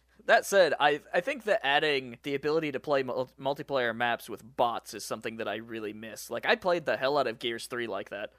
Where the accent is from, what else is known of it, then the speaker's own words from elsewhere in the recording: West Virginia, United States; now in Juneau, United States; I'm from West Virginia